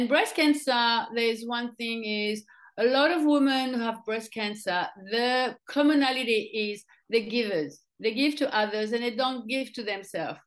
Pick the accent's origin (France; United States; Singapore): France; moved away as an adult; now in Australia; as I grew up in France